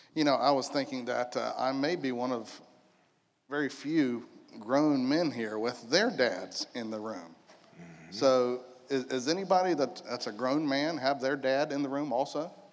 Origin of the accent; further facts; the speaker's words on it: United States; I was born here in Polk County, raised in Polk County, kind of moved around a little bit when I was in my 20s, and now I'm back home.